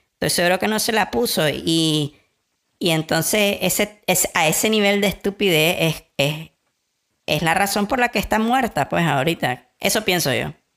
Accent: Nicaragua; somos nicaragüenses, somos hijos de Sandino

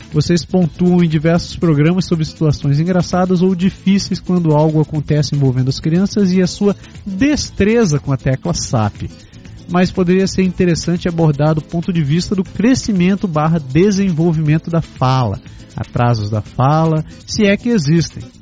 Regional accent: Ribeirão Preto, São Paulo, Brazil; moved away as an adult; eu sou de Ribeirão Preto, interior de São Paulo. Lá faz muito calor sempre.

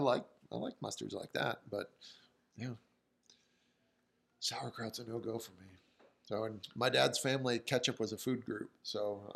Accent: small town Iowa, United States; we're in small town Iowa.

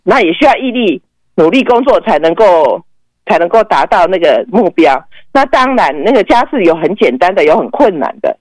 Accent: Taiwan; moved away as an adult; now in United States; 我们从台湾来

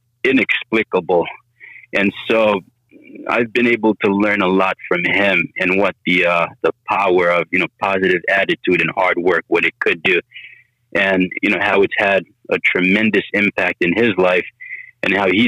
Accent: Long Island, New York, United States; moved away as an adult; also born or lived in Oyster Bay Cove, New York; now in Atlanta, United States; I found myself growing up in Long Island in a really nice suburb where, I guess, diversity wasn't very common. And I attended a school called Locust Valley High School.

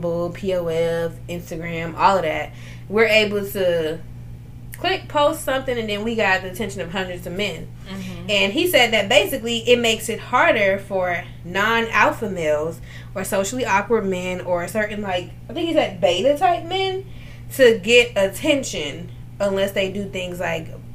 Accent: New Orleans, Louisiana, United States; I'm from New Orleans

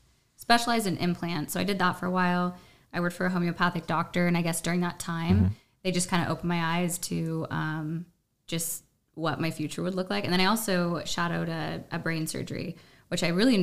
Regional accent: North Pole, Alaska, United States; moved away as an adult; also born or lived in San Antonio, Texas; I am originally from North Pole, Alaska. So that's where I was born and raised.

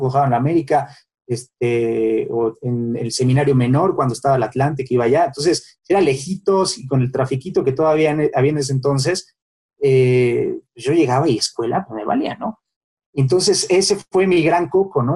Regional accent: Mexico City, Mexico; also born or lived in Ciudad Satélite / Santa Fe; Yo nací en, en la Roma, ¿no? En, en, el Hospital Durango, ahí en la Roma, y toda, toda mi vida en, San Miguel Chapultepec.

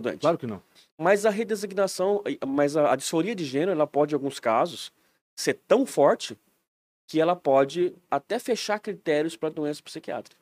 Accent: Aparecida, São Paulo, Brazil; moved away as an adult; also born or lived in Guaratinguetá, Brazil / San Antonio, Texas, United States; now in Blumenau, Brazil; Eu sou nascido e criado lá

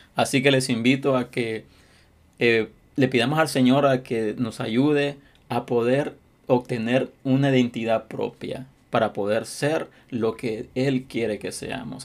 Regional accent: Honduras; now in United States; mi país, Honduras

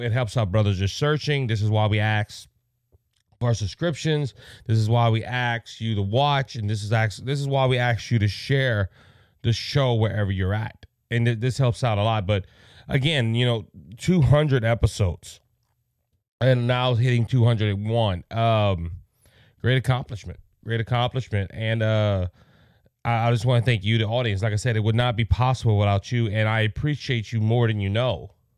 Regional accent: Cajun, Louisiana, United States

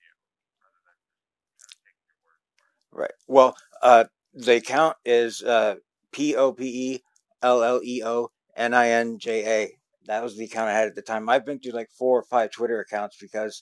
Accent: South Florida, United States; I was born and raised in South Florida

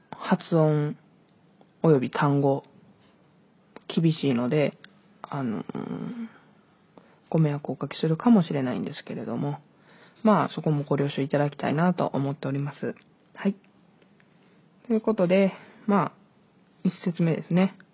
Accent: Hyogo, Japan; also born or lived in Hokkaido; 北海道生まれ、兵庫県育ちの23歳の

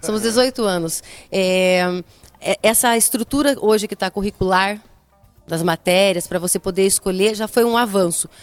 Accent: Brazil; mulher, sou brasileira

